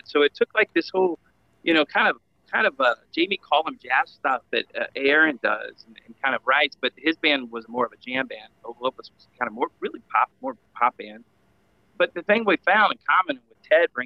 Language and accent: English; Cincinnati, Ohio, United States; That's where we're from, Cincinnati